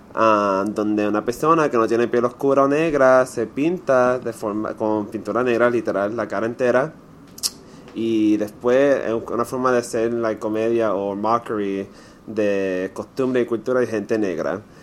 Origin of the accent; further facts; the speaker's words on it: Puerto Rico; como puertorriqueños